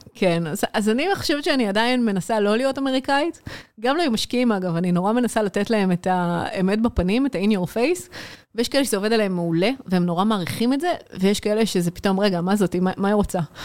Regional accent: Israel; אנחנו כישראלים

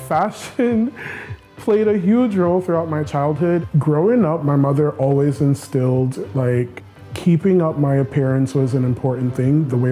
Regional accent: Brooklyn, New York, United States; I'm from Brooklyn, New York, and I'm a plus-size male model and stylist.

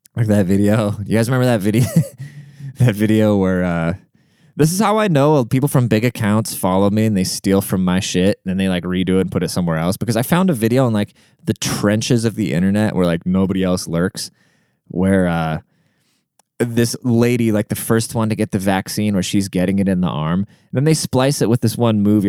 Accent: Seattle, Washington, United States; I'm from Seattle

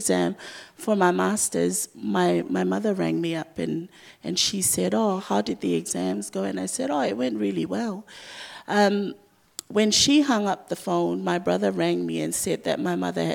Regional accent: Samoa; also born or lived in Dunedin, New Zealand; I grew up with her in Samoa

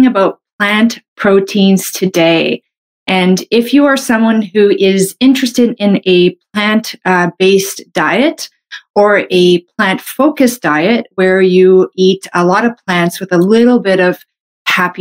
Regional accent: Canada; I'm a Canadian medical doctor

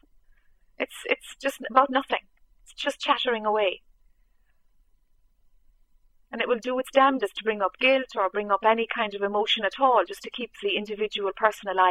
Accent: Ireland; I'm Irish

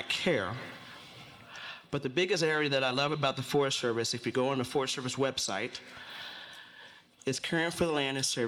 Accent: Philadelphia, Pennsylvania, United States; born or raised there; moved away

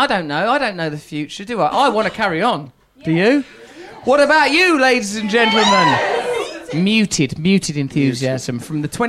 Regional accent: United Kingdom; Yeah, I'm British as well.

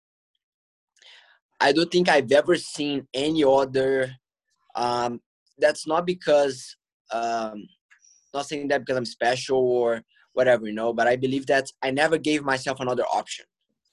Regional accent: Belo Horizonte, Minas Gerais, Brazil; Belo Horizonte, my hometown

